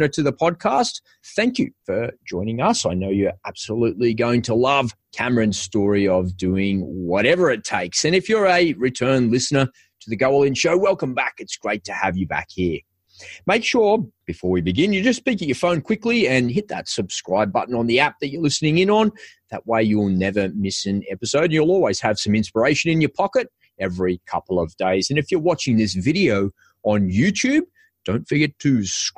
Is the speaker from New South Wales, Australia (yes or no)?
yes; Sydney, New South Wales, Australia; As a kid, I grew up here in Sydney playing NRL